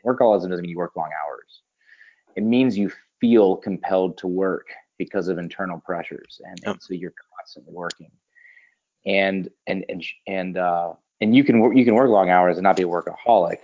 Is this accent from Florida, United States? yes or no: yes; Pensacola, Florida, United States; I'm in Pensacola, Florida. So Pensacola okay. is my hometown.